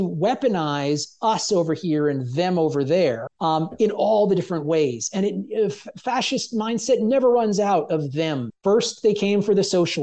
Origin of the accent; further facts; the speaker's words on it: Jersey Shore, New Jersey, United States; growing up in New Jersey, you know, on the Jersey Shore